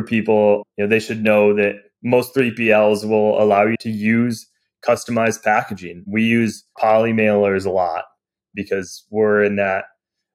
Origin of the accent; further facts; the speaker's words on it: Michigan, United States; I grew up in Michigan and I grew up playing cornhole